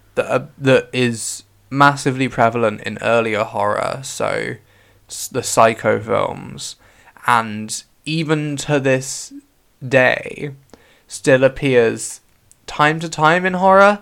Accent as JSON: {"language": "English", "area": "West Country", "region": "South West England", "country": "United Kingdom", "accent": "West Country", "said": "That was very West Country me"}